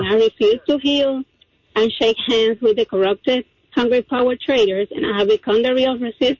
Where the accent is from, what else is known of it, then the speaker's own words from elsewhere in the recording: Cuba; English is a second language; now in Oklahoma, United States; I'm sorry about my accent. I'm from Cuba.